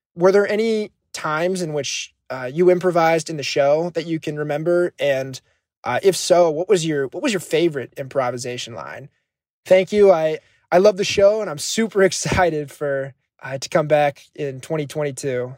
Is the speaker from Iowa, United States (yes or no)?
yes; Johnston, Iowa, United States; I'm from Johnston, Iowa, and I'm currently a senior at the University of Iowa